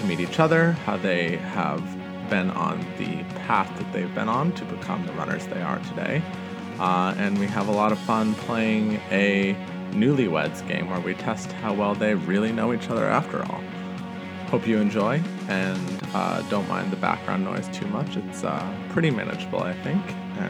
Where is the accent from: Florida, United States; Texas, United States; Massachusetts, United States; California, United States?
Massachusetts, United States; Boston; I grew up in Boston